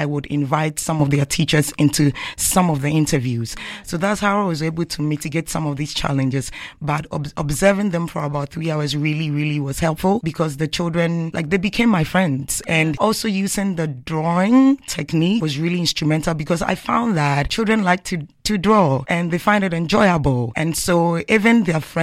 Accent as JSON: {"language": "English", "country": "Ghana", "moved": "as an adult", "lives_now": "Canada", "said": "I'm coming from Canada and I'm also Ghanaian. I'm part of them"}